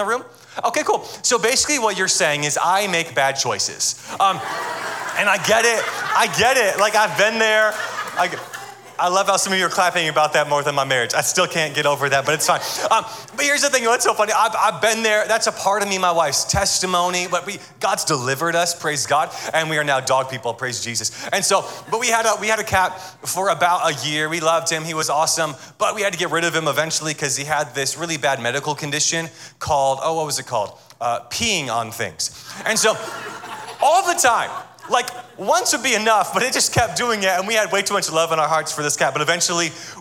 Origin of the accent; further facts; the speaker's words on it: Atlanta, Georgia, United States; I am from Atlanta, Georgia, and I'm married